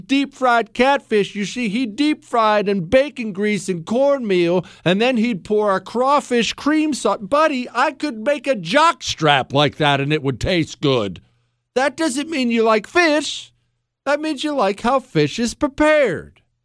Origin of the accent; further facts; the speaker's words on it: United States; I'm an American.